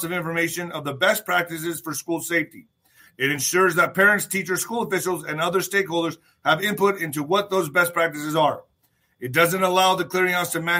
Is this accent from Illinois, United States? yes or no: no; El Paso, Texas, United States; I fought my ass off in El Paso. I was a hometown kid here in El Paso